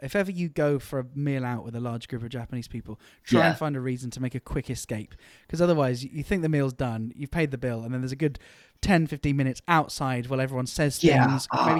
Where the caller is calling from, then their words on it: United Kingdom; I'm calling in from the UK.